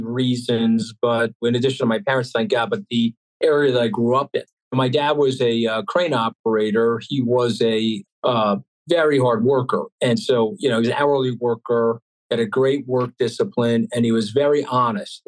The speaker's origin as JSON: {"language": "English", "area": "Long Island", "region": "New York", "country": "United States", "tie": "born or raised there", "said": "I used to go into the apartment buildings in my hometown uh, where all these blue collar people lived"}